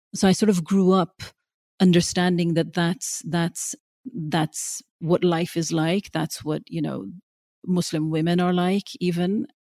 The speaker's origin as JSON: {"language": "English", "country": "Norway", "tie": "born or raised there", "moved": "as an adult", "lives_now": "London, United Kingdom", "said": "growing up in Norway, I always felt like, you know, this strange sort of dark child in, in the sea of the blonde and the blue-eyed"}